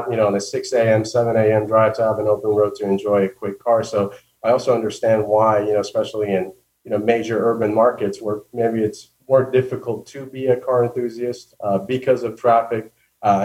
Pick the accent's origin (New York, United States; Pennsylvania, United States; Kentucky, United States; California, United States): California, United States; Southern; growing up in Southern California